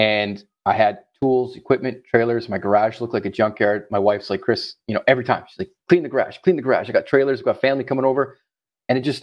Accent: Ottawa, Ontario, Canada; moved away as an adult; now in Florida, United States; I am Canadian from our good old cold capital, Ottawa.

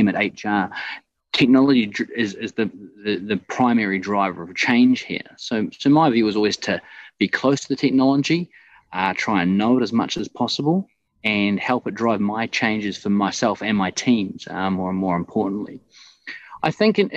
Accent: New Zealand; moved away as an adult; also born or lived in Scotland; now in Dubai, United Arab Emirates; Originally, I'm from New Zealand, and I took off in 2005 for my OE.

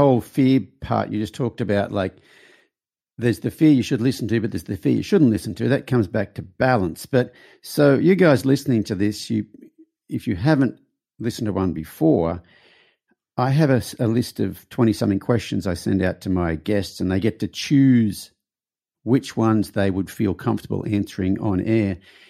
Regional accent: Australia; So I'm Australian, so.

